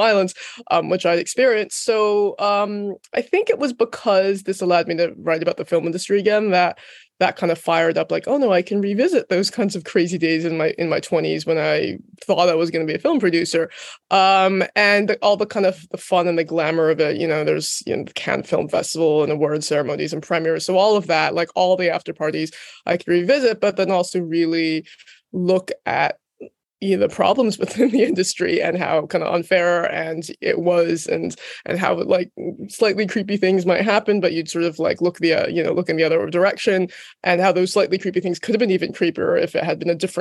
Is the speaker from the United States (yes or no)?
yes; United States; moved away as an adult; also born or lived in London; I'm American, but I moved to London specifically to see if I could work in film